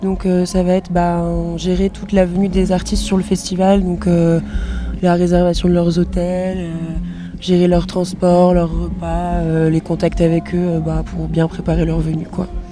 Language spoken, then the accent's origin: French; Brittany, France; je suis bretonne, donc je travaille surtout en Bretagne